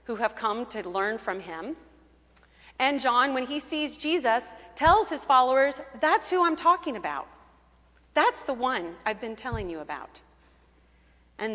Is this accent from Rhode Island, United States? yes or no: no; Kentucky, United States; moved away; I grew up in Kentucky, the daughter of a Methodist minister. We always lived in rural areas of Kentucky